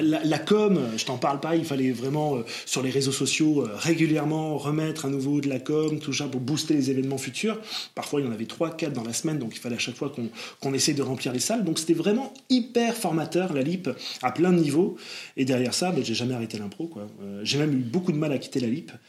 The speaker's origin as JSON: {"language": "French", "town": "Bordeaux", "region": "Nouvelle-Aquitaine", "country": "France", "moved": "as an adult", "lives_now": "Paris, France", "said": "je viens de Bordeaux"}